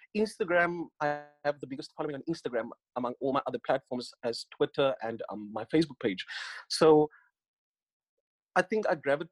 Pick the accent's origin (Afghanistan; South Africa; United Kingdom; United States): South Africa; Northern Cape; moved away; I grew up in the Northern Cape. I was born in the Northern Cape in Kalfinia